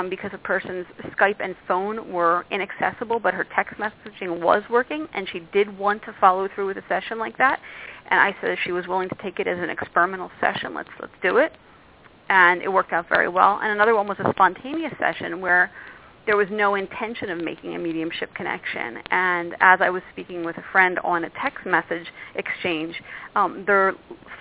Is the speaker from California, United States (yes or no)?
no; Philadelphia, Pennsylvania, United States; now in New York, United States; I came from Philadelphia. I live in New York.